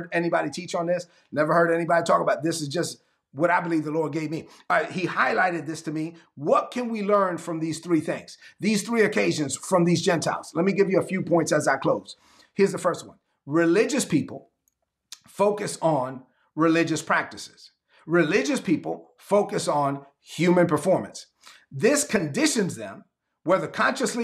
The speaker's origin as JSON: {"language": "English", "town": "New York City", "region": "New York", "country": "United States", "said": "I'm a Dominican kid from Brooklyn"}